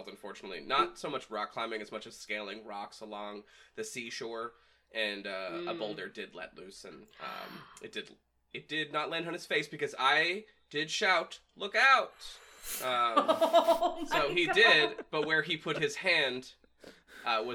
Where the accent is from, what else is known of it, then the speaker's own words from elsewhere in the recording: New Hampshire, United States; I grew up in New Hampshire, the Granite State